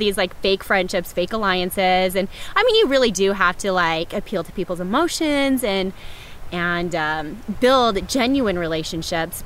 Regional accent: Chicago, Illinois, United States; I'm from Chicago

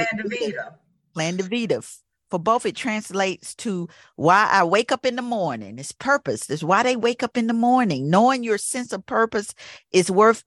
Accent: the South, United States; moved away; I grew up down south

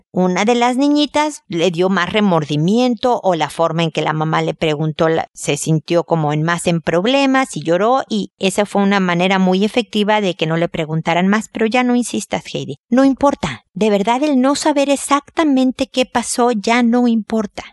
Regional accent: Mexico; En mi tierra, en México

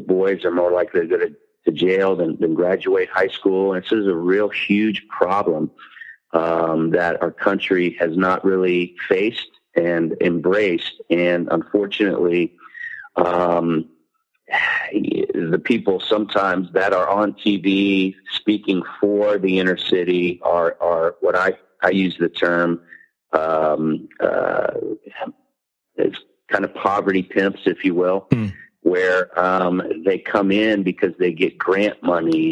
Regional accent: Hawaii, United States; moved away; I'm Hawaiian, but also white

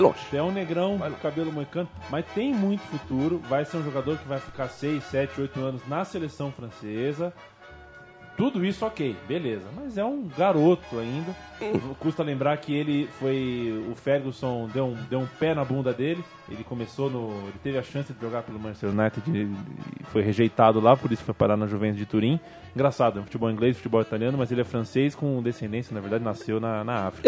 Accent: Vale do Paraíba, São Paulo, Brazil; eu sou do Vale do Paraíba, né? Minha família é do Vale do Paraíba

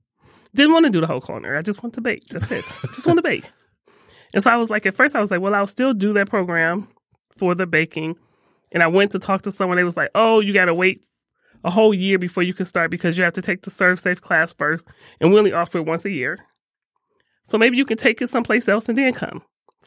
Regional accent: Detroit, Michigan, United States; Nope, born and raised in Detroit.

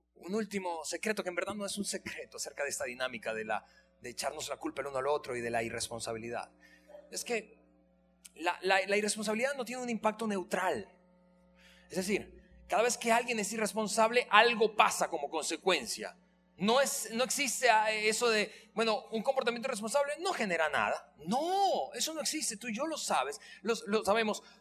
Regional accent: Venezuela; moved away as an adult; now in Mexico; yo tengo siete aquí, así que yo soy más mexicano que venezolano

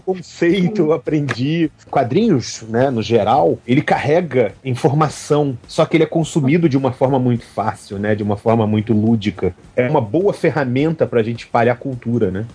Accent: Rio de Janeiro, Brazil; now in Belo Horizonte, Brazil; eu sou carioca

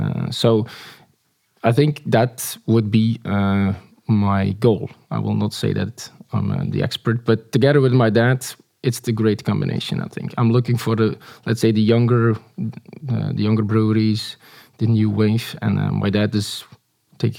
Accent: Bruges, Flanders, Belgium; born or raised there

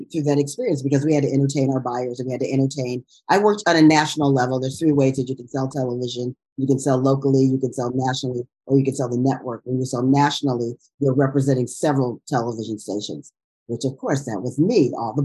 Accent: Chicago, Illinois, United States; moved away as an adult; also born or lived in New York; now in Inglewood, United States; I grew up in Chicago, was coming from Chicago

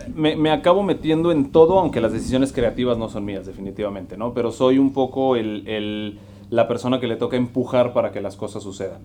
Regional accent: Monterrey, Nuevo León, Mexico; moved away as an adult; also born or lived in Toluca; now in Mexico City, Mexico; Yo soy de aquí de Monterrey, aunque ahora ya vivo en la, en la Ciudad de México.

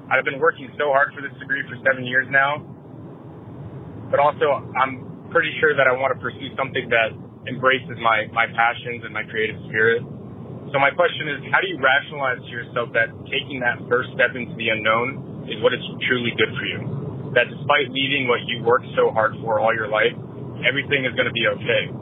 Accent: South Florida, United States; I'm 24 years old, and I'm from South Florida.

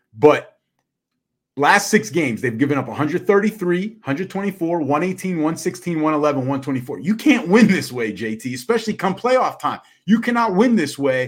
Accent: United States; we're Americans

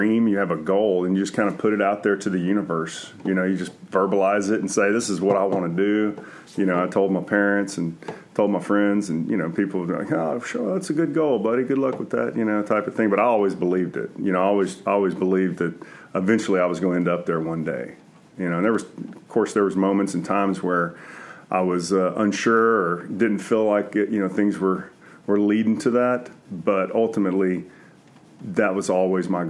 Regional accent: Centerville, Texas, United States; also born or lived in Houston; I grew up in Centerville, which is about an hour from College Station.

